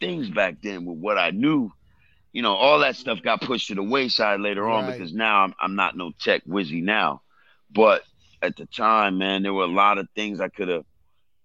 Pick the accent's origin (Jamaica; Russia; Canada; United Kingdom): Jamaica; moved away; I was born in Jamaica. I'm from a third world country that's hood, too.